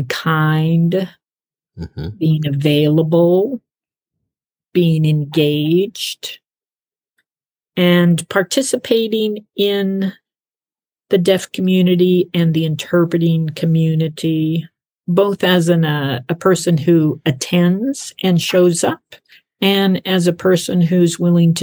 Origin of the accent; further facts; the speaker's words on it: United States; moved away; also born or lived in Canada; me being American on one half